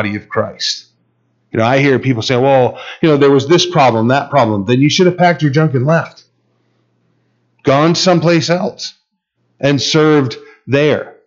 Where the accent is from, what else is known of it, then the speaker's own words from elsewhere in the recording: United States; we're American rebels